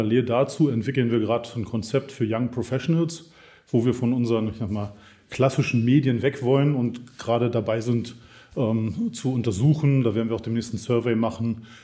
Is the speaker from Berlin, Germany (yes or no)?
no; Munich, Bavaria, Germany; born there; Wir kennen uns aus München. Insofern freut es mich sehr, in meiner Geburtsstadt hier mit Ihnen zu sein.